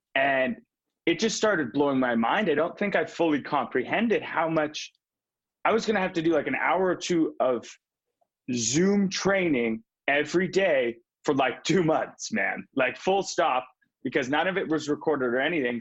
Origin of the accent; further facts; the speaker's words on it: Vancouver, British Columbia, Canada; I'm from Vancouver.